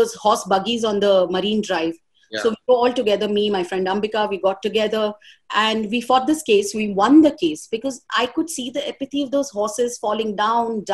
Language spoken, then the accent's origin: English; Mumbai, Maharashtra, India; I was born in Chembur, Mumbai, and I was born in Joy Hospital.